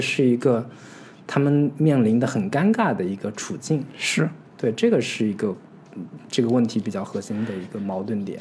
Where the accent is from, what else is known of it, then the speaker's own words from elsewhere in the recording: China; 我们中国人似乎 非常清楚